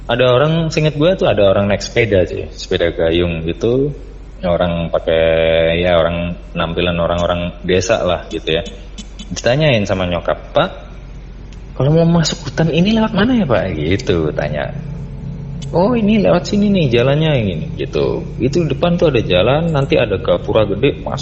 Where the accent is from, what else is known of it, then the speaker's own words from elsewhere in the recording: Yogyakarta, Special Region of Yogyakarta, Indonesia; waktu kecil tuh gue tinggal di Jogja